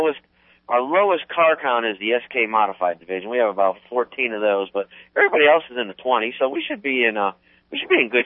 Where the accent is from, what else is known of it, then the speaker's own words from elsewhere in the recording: Terryville, Connecticut, United States; moved away as an adult; now in Florida, United States; I grew up in Terryville